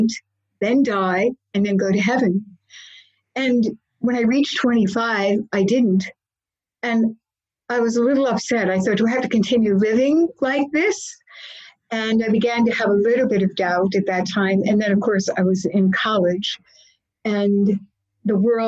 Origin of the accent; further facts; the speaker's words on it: Philadelphia, Pennsylvania, United States; I was born in Methodist Hospital many years ago, and I grew up in South Philadelphia